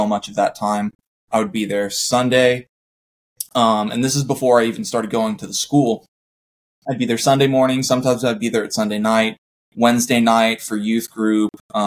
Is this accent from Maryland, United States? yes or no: no; Vista, California, United States; I grew up in Vista, California.